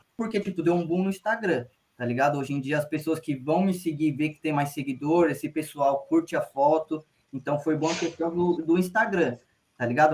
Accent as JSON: {"language": "Portuguese", "region": "São Paulo", "country": "Brazil", "said": "como a gente é de Sampa"}